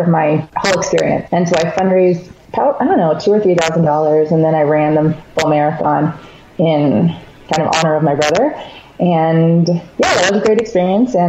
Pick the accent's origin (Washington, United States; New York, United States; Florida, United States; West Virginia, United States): Florida, United States; I grew up in Florida